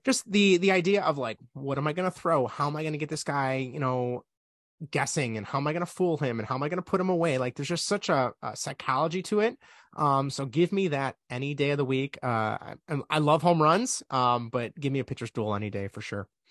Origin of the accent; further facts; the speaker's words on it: Chicago, Illinois, United States; I'm from Chicago